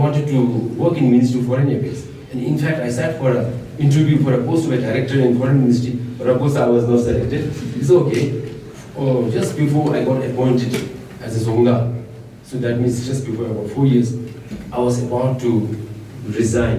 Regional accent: Thimphu, Bhutan; I am born and brought up in Thimphu

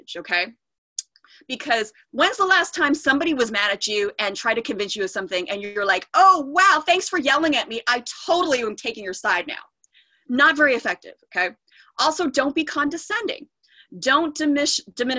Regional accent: Diamond Bar, California, United States; I grew up in Diamond Bar.

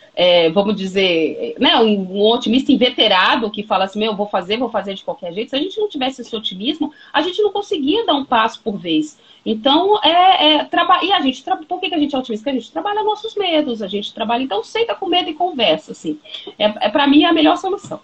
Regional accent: Brazil; a gente, como brasileiro

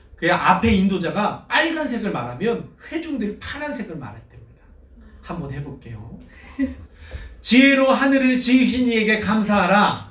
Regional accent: South Korea

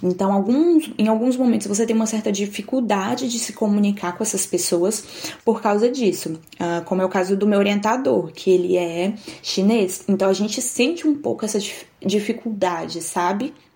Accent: Nanuque, Minas Gerais, Brazil; moved away as an adult; also born or lived in Itapetinga, Bahia / São João del Rei, Minas Gerais; now in Geelong, Australia; nasci em Nanuque, Minas Gerais

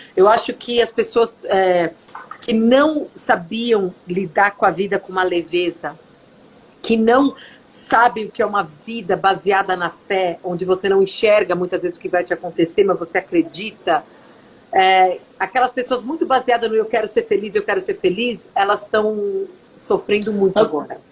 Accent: São Bernardo do Campo, São Paulo, Brazil; moved away as an adult; now in Fargo, United States; Eu nasci em São Paulo, mas eu cresci a minha infância toda em São Bernardo do Campo

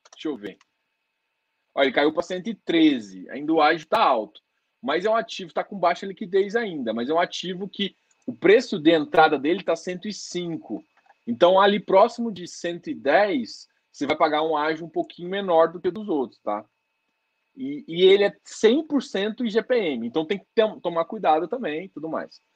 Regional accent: Goiás, Brazil; Sou goiano

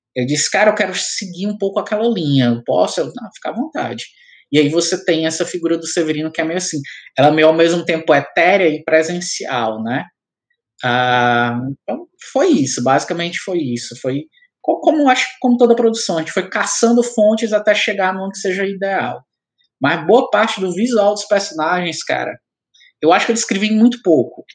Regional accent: Ceará, Brazil

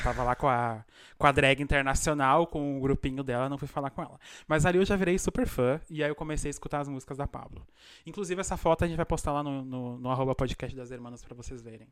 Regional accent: Brazil; now in Argentina; eu sou do interior do Brasil

